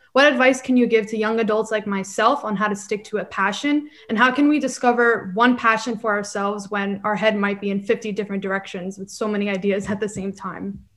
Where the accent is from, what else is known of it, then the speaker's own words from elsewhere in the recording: New York City, New York, United States; I'm actually from Queens and I've grown up going to the Bronx